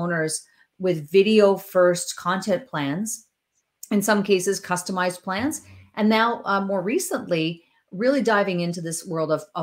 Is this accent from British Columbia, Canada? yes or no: no; northern Ontario, Canada; now in Chatham, Canada; a girl who comes from northern Ontario